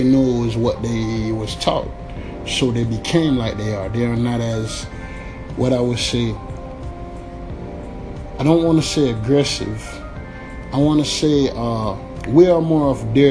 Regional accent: United States

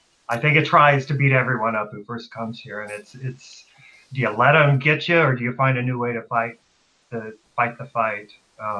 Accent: Kokomo, Indiana, United States; Indiana. Kokomo.

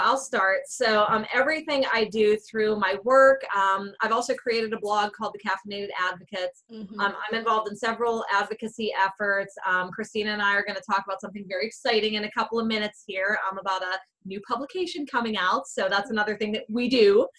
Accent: White Oak, Pennsylvania, United States; I'm from White Oak, Pennsylvania. For anyone that follows social media, I officially live in the most boring town in the state.

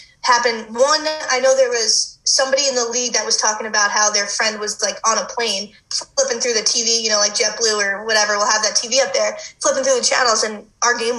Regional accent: Long Island, New York, United States; moved away as an adult; now in Boulder, United States; I grew up on Long Island

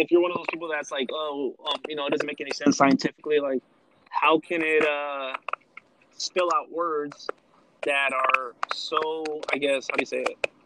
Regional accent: Los Angeles, California, United States; we're from Los Angeles

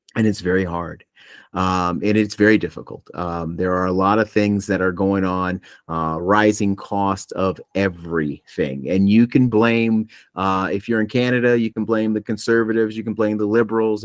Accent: Buffalo, New York, United States; I grew up back in Buffalo

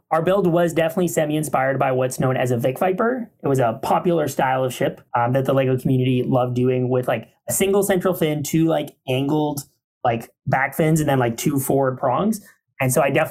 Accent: Canada; being Canadian

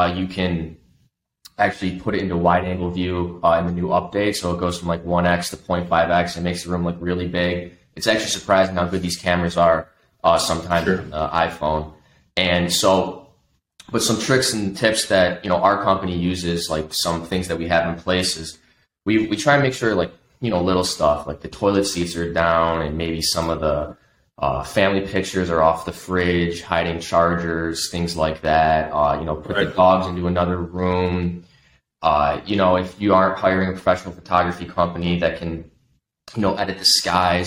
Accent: Buffalo, New York, United States; I grew up in Buffalo

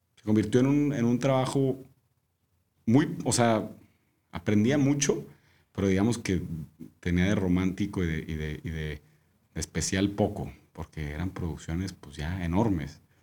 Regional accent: Monterrey, Nuevo León, Mexico; moved away as an adult; also born or lived in Australia; soy de Monterrey, ¿no? Yo, de aquí toda la vida.

